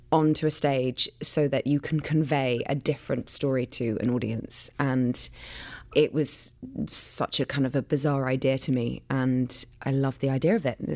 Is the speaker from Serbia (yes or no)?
no; London, United Kingdom; I was born and raised in London